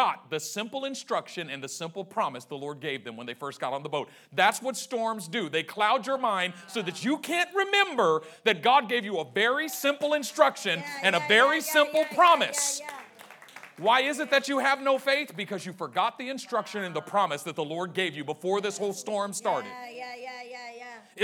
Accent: Oakland, California, United States; I grew up in Oakland

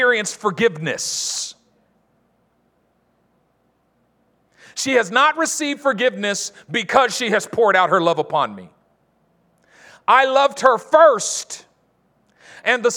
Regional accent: Oakland, California, United States; I'm from East Oakland.

